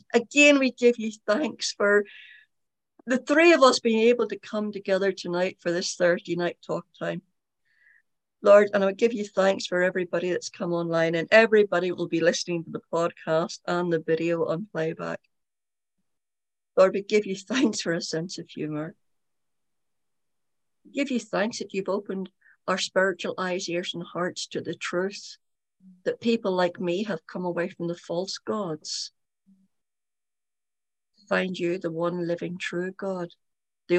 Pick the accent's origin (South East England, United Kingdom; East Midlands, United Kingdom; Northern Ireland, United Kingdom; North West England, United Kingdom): Northern Ireland, United Kingdom; When I was brought up in Northern Ireland